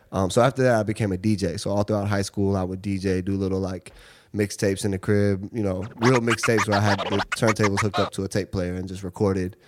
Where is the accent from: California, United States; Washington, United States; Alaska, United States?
Washington, United States; Seattle; moved away as an adult; now in New York, United States; I grew up in Seattle. Um, I moved here when I was 18 to go to NYU.